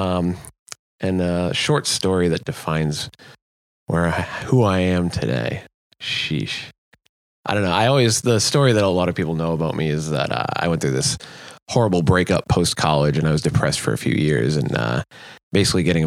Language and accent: English; Rockland, Massachusetts, United States; I'm from Eastern Mass, from a town called Rockland